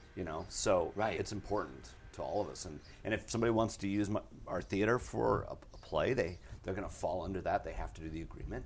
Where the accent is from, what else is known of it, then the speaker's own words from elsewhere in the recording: Wisconsin, United States; now in Los Angeles, United States; I'm from Wisconsin.